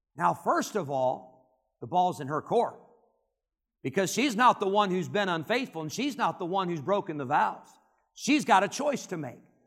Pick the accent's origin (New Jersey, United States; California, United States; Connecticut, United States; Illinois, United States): Illinois, United States; Rockford; also born or lived in Geneseo, Illinois; I grew up in Rockford, Illinois, which is pretty big city for the Midwest, one hundred fifty thousand.